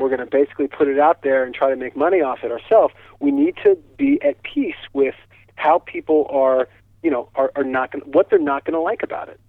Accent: East Hampton, New York, United States; moved away; I grew up in East Hampton, and it's the place that's known to most people as the Hamptons

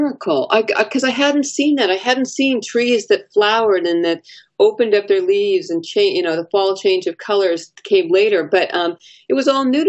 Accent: Los Angeles, California, United States; now in Sacramento, United States; I'm originally from Los Angeles.

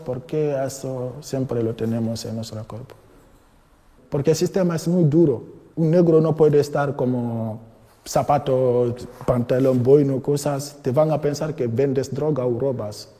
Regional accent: Guinea; Spanish is a second language; moved away as an adult; now in Madrid, Spain; Vengo de Guinea-Conakry. Eh, llevo España de cinco años aquí en España, en Madrid

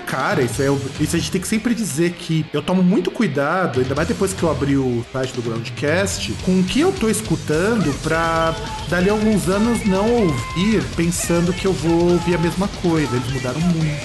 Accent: Rio Grande do Sul, Brazil; now in São Paulo, Brazil; eu sou aí do Rio Grande do Sul, que eu sou gaúcho

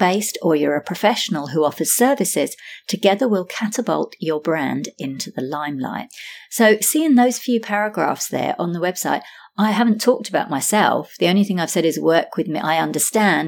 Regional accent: London, United Kingdom; accent: British; now in Sydney, Australia; I'm originally from London, UK, now based in Sydney, Australia.

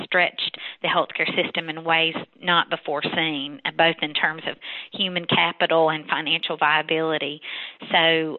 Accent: North Carolina, United States; moved away as an adult; also born or lived in Texas; I've been back in my home state of North Carolina for the past 8 years

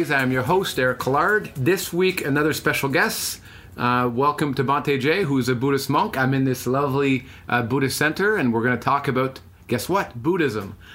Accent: Canada; especially well in Canada for for my upbringing it's not something that really it's it's not uh, very common that a Canadian boy

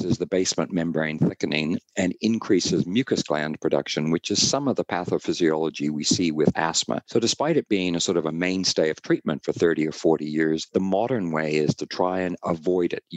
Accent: Canada; accent: North American; now in Auckland, New Zealand; I am from Canada originally

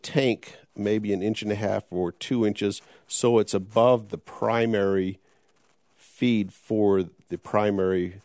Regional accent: Logan, Utah, United States; my longtime friend I grew up with in Logan, Utah

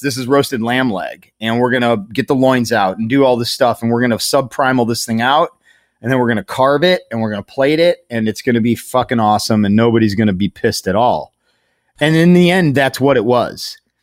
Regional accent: Strongsville, Ohio, United States; I grew up in Strongsville before it was flattened for a mall

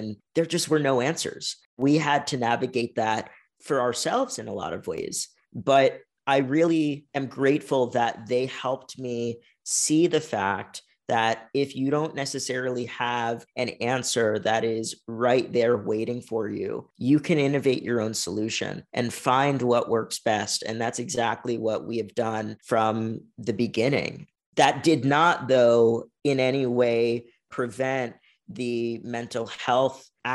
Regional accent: Virginia, United States; moved away as an adult; now in San Diego, United States; I've spent all of my life on the East Coast, specifically in Virginia

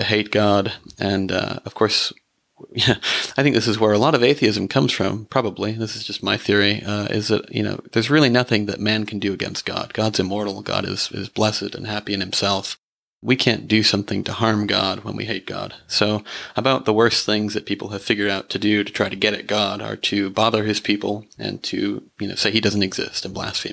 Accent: Burbank, California, United States; I was born and raised in Burbank, California.

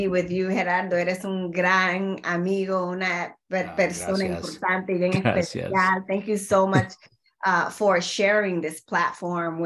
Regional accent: New York City, New York, United States; also born or lived in Honduras; I am a proud, very proud Garifuna woman, immigrant from Honduras. I was raised in the South Bronx

